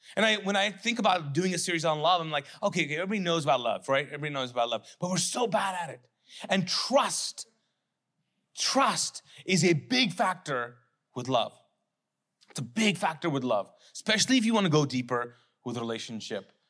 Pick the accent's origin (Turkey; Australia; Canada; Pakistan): Pakistan; I'm a Pakistani man